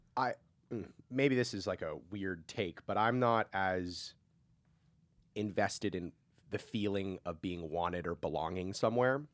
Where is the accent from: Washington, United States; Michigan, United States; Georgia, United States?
Washington, United States; Seattle; born or raised there; moved away as an adult; now in California, United States